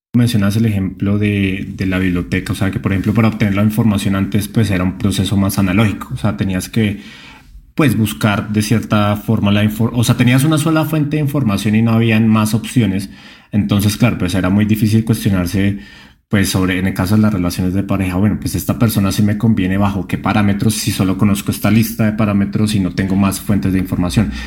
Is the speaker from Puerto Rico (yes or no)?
no; Colombia; moved away; directamente desde mi tierra, desde Colombia